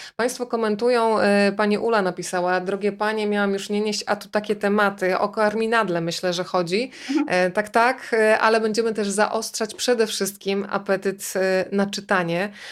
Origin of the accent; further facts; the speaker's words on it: Rzeszów, Subcarpathian Voivodeship, Poland; ja jestem dziewczyną z Rzeszowa